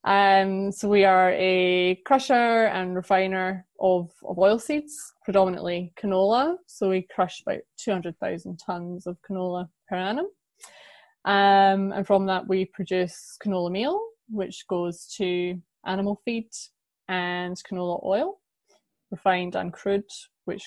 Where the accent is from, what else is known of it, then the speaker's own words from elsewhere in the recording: Scotland, United Kingdom; also born or lived in Australia; now in London, United Kingdom; I'm from Scotland originally